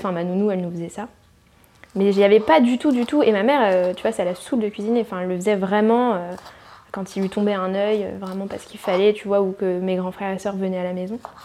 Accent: New Caledonia; moved away as an adult; now in Paris, France; je viens de Calédonie, donc j'ai habité en Calédonie bah, toute mon enfance

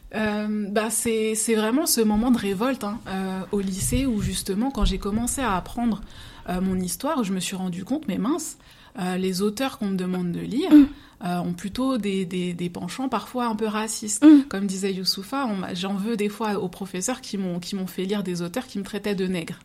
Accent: Seine-Saint-Denis, Île-de-France, France; je suis d'origine euh, martiniquaise, donc mes parents sont martiniquais, et j'ai grandi en Seine-Saint-Denis

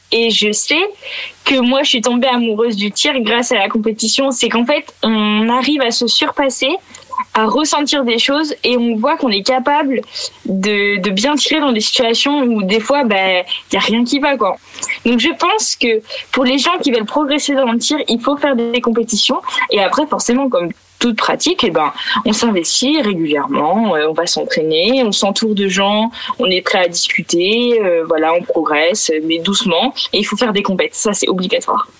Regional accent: Picardy, Hauts-de-France, France; j'ai grandi, je viens de la campagne de Picardie

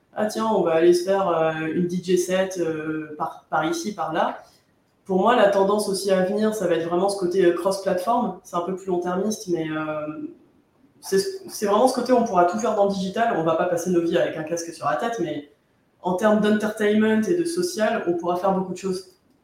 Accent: France; nous, en France

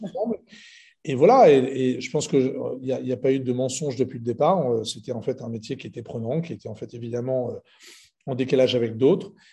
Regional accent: Lebanon; je suis libanais

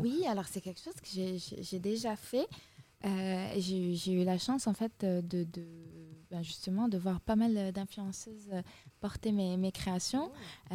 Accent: Fès, Fès-Meknès, Morocco; moved away; je suis rentrée chez moi à Fès

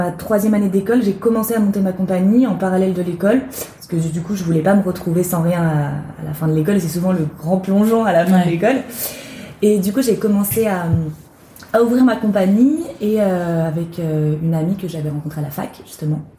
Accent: small town near Nantes, Pays de la Loire, France; moved away as an adult; now in Paris, France; j'ai 25 ans. Euh, je, suis, je viens de Nantes à la base, une petite ville, euh, une petite ville à côté de Nantes, en Loire-Atlantique, et je suis venue à Paris pour le théâtre.

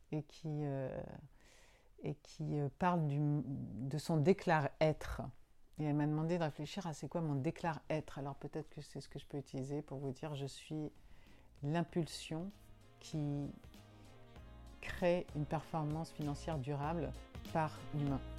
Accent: Agnos, Nouvelle-Aquitaine, France; Euh, peut-être Agnos c'est ma ville natale, euh, certainement.

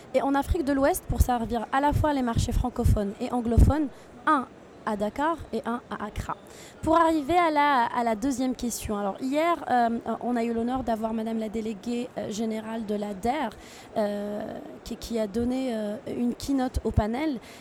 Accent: Tunisia; je suis originaire de Tunisie

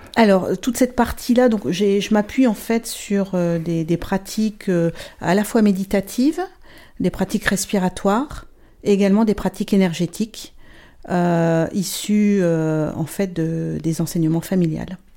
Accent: northern France, France; moved away as an adult; now in Luxembourg; je suis française, j'habite le Luxembourg maintenant depuis 24 euh, ans. Donc je viens du, nord de la France à la base. j'ai fait mes études là-bas, toute ma famille est, là-bas

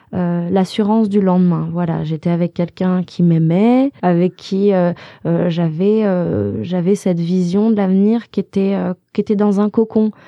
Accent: Haute-Savoie, Auvergne-Rhône-Alpes, France; moved away as an adult; also born or lived in Los Angeles; je viens de Haute-Savoie à la base

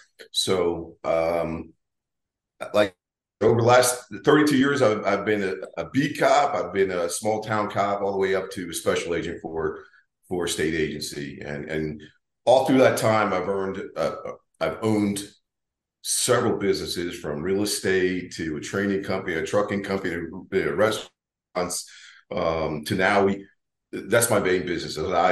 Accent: Delaware, United States; moved away; I'm from the East Coast. I'm originally from Delaware.

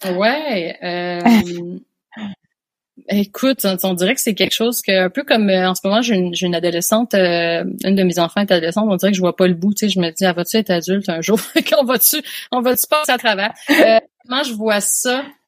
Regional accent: Quebec, Canada; moved away as an adult; now in France; je suis made in France. J'ai grandi au Québec et puis là maintenant, je vis en France depuis deux ans

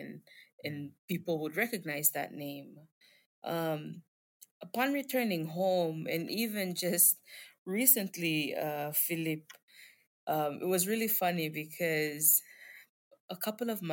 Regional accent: Palau; I'm from Palau, specifically a small state in Palau

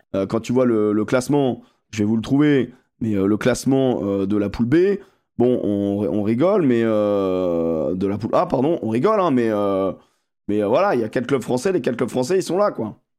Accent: France; nous, en tant que Français

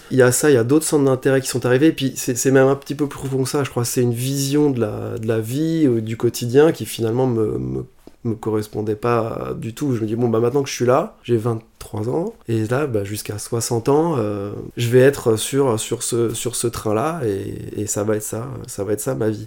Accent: Asnières-sur-Seine, Île-de-France, France; moved away as an adult; also born or lived in Paris / China / Clichy; now in Lisbon, Portugal; J'ai grandi à Anières sur seine dans la banlieue parisienne

